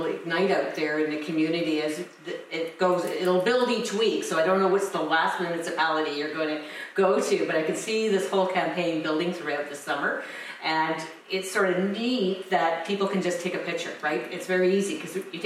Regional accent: Chatsworth, Ontario, Canada; I'm from Chatsworth. I live in Chatsworth.

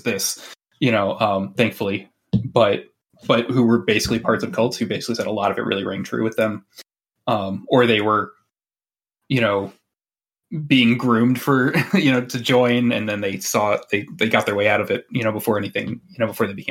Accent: Michigan, United States; I grew up where, you know, University of Michigan, good. Michigan State, bad

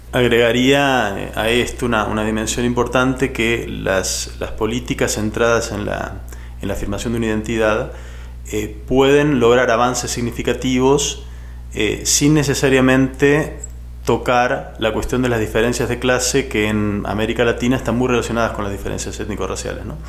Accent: Argentina; soy historiador de Argentina, trabajo en la Universidad Nacional de San Martín y en el CONICET, que es la agencia pública de, investigación de mi país

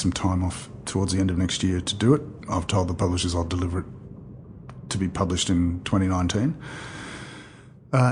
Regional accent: Australia; we are Australian. We live here.

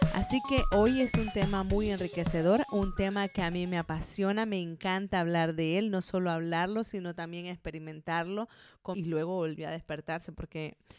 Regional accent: Colombia; moved away as an adult; now in Zaragoza, Spain; llevo ya 10 años viviendo aquí en España, yo soy colombiana

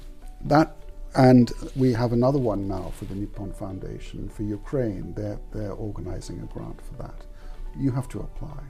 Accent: Santiago, Santiago Metropolitan Region, Chile; I was born in Chile, in Santiago.

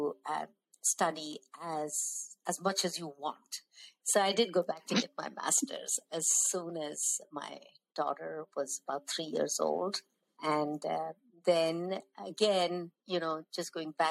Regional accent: North India, India; as South Indians growing up in North India

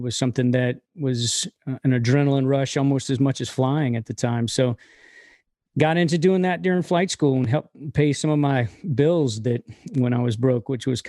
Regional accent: Inverness, Florida, United States; moved away as an adult; also born or lived in Southern Alabama; now in Franklin, United States; Originally, I'm from West Central Florida, about an hour north of hour north of Tampa, a little town called Inverness.

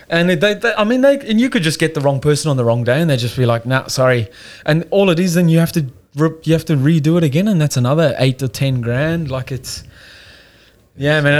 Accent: Cape Town, Western Cape, South Africa; moved away as an adult; now in Australia; I don't know if you can hear by the accent. I'm South African. I come over here about five years ago. Um, born in Cape Town, so it's like the southern part of of of South Africa. Um, yeah, no, pretty normal upbringing

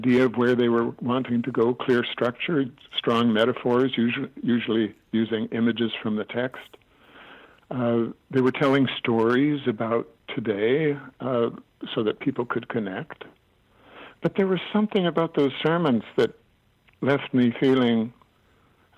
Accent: Alberta, Canada; When we were children growing up in Alberta, my dad was a minister, and we didn't have any relatives out that way

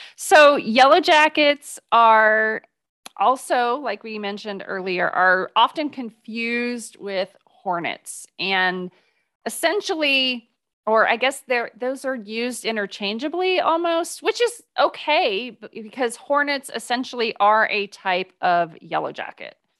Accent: Midwest, United States; now in Texas, United States; I grew up in the Midwest

